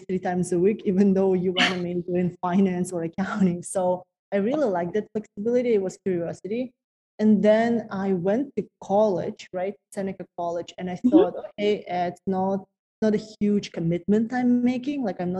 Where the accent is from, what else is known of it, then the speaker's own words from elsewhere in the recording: Kazakhstan; moved away as an adult; now in Toronto, Canada; So I'm originally from Kazakhstan, from the very small city called Raskazgan. It's Central Asia. Central Kazakhstan. Mm-hmm. Population of the city where I'm from is like less than 100,000 people.